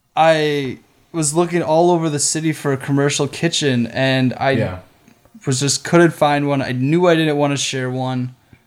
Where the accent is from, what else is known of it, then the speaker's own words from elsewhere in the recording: Milwaukee, Wisconsin, United States; also born or lived in Door County, Wisconsin; Milwaukee's home, and we left.